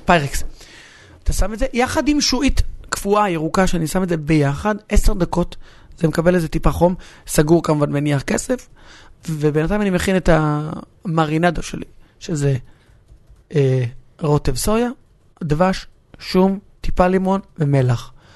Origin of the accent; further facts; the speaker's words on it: Hatzor HaGlilit, Northern District, Israel; שנינו באים מאותו מקום. אני בא מחצור, ושנינו לא עזבנו את המקום שממנו באנו